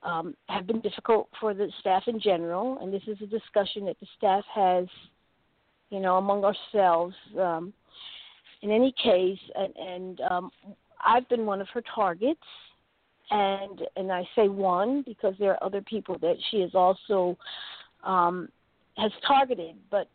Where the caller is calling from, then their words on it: North Carolina, United States; Yes, this is Lowe's, and I'm calling from North Carolina.